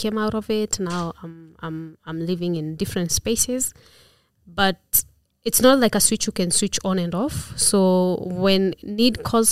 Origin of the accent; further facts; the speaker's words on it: Dandora, Nairobi, Kenya; I am actually born and raised in Dandora.